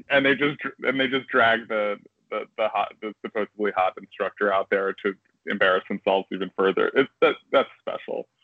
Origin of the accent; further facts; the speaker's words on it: New Jersey, United States; I'm from Jersey